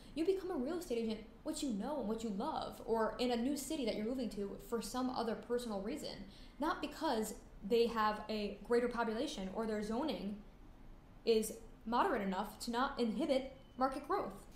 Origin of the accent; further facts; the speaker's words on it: Connecticut, United States; I grew up in Connecticut